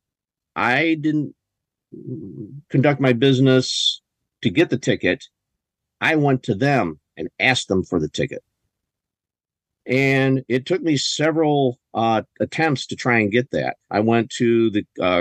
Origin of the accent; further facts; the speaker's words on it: Michigan, United States; born and raised on the soil of Michigan.